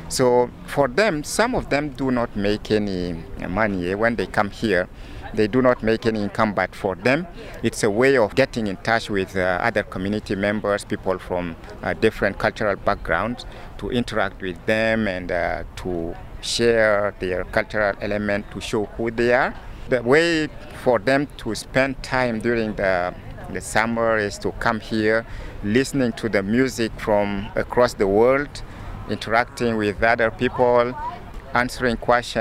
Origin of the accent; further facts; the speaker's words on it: Chad; now in Winnipeg, Canada; coming from war-torn country and had lived civil wars throughout my childhood. I come from Chad, which is a country in Central Africa